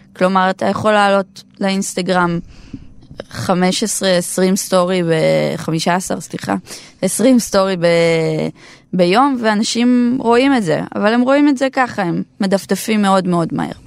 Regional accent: Nahariya, Northern District, Israel; אני מנהריה במקור

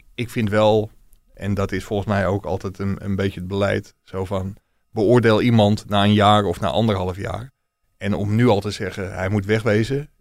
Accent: Ilpendam, North Holland, Netherlands; ik kom uit Ilpendam, met, dat is een dorpje met heel veel Ajax-supporters

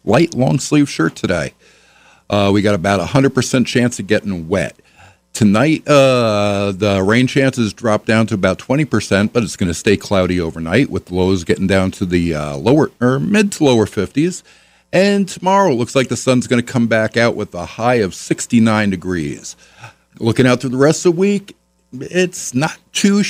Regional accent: New York, United States; now in La Crosse, United States; I'm originally from New York.

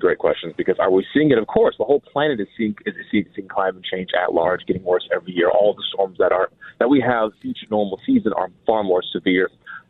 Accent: Minnesota, United States; And we're from the Twin Cities. You know what I mean? It's like we knew how to drive in bad weather.

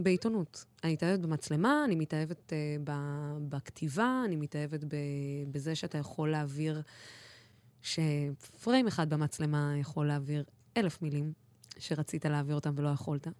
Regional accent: Dimona, Southern District, Israel; אני בחורה ערבייה שגדלה בדימונה ואין לה מבטא

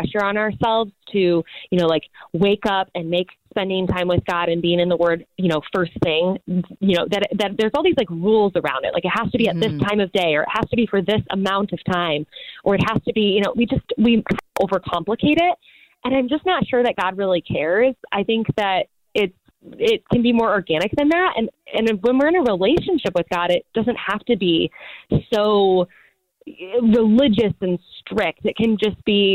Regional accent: Midwest, United States; now in Los Angeles, United States; I'm from the Midwest.

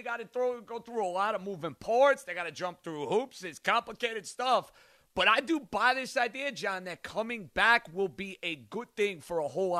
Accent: New York City, New York, United States; I grew up on Staten Island, New York.

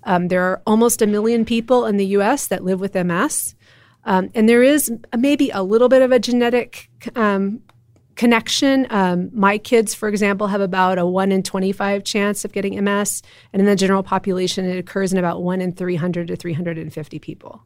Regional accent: Austin, Texas, United States; also born or lived in Western Massachusetts / Cincinnati; I grew up in Austin. I'm a seventh generation Texan

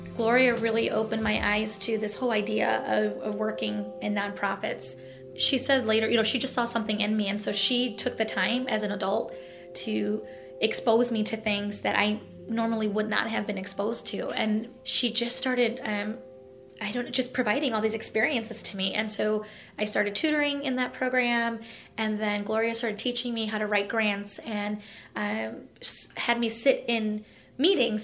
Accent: East Chicago, Indiana, United States; grew up in East Chicago in the harbor

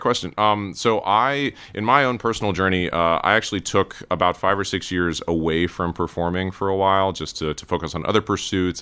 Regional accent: Cary, North Carolina, United States; moved away; also born or lived in Durham, North Carolina / Raleigh, North Carolina; I was born in Durham and grew up in the Triangle area, grew up in Cary, went to, uh, high school in Raleigh

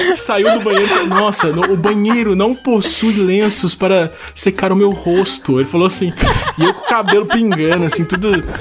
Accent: Taubaté, São Paulo, Brazil; eu sou de Taubaté, São Paulo

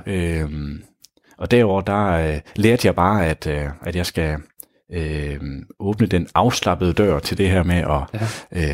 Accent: Grenå, Central Denmark Region, Denmark; moved away; Oprindeligt er jeg fra Grenå

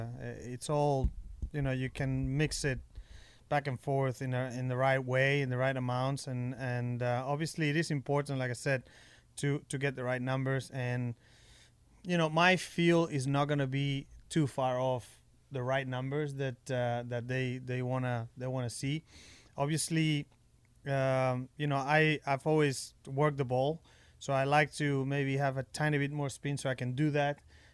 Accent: Spain; English is a second language; I was brought up back in Spain at our home course.

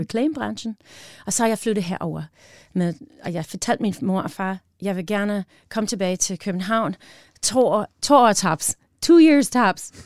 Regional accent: Wisconsin, United States; Danish is a second language; moved away as an adult; also born or lived in Illinois; now in Denmark; Jeg var født i Illinois. Mm-hmm og øh, i cornfields of Illinois, og så jeg var opvokset i Wisconsin, the Northwoods of Wisconsin

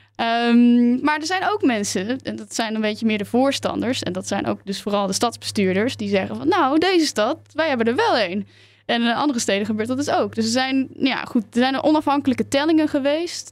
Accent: Tilburg, North Brabant, Netherlands; moved away; Ik kom er dus uit Tilburg

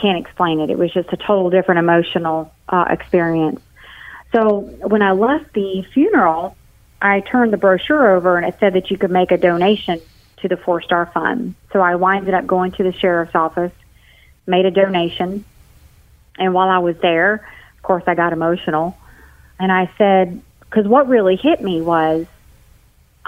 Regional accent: St. Augustine, Florida, United States; moved away; In my hometown, at the time I lived in St. Augustine, Florida

